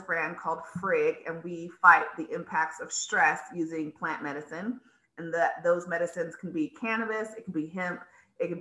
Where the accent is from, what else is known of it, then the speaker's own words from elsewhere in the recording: California, United States; also born or lived in Colorado; I am originally from California